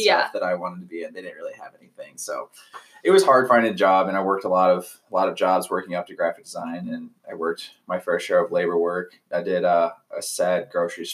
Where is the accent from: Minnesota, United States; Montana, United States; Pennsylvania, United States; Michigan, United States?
Michigan, United States; Metamora; now in Lake Elsinore, United States; I'm from Metamora, Michigan, and I currently reside now in Lake Elsinore, California.